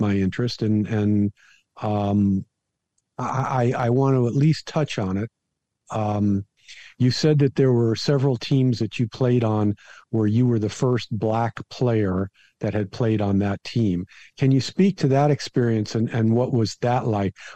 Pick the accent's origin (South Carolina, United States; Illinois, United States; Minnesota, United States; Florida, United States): Florida, United States; down here where I grew up in Florida.